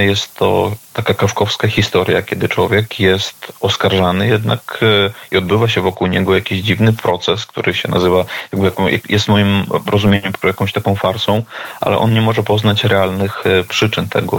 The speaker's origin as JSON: {"language": "Polish", "town": "Vasilishki", "region": "Grodno Region", "country": "Belarus", "moved": "yes", "said": "Pochodzę z Wasiliczek e, na Grodzieńszczyźnie"}